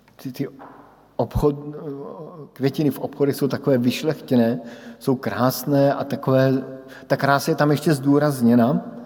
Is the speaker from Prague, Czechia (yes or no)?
no; Brno, South Moravian Region, Czechia; moved away as an adult; odbočka na Brno. Do mého rodného města, odbočka domů, kde žijí moji sourozenci, kde žijí moji přátelé z dětství